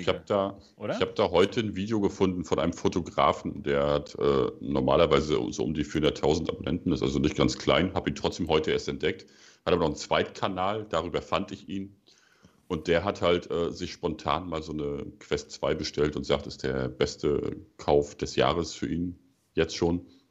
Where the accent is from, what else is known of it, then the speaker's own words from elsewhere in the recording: Germany; wir als Deutsche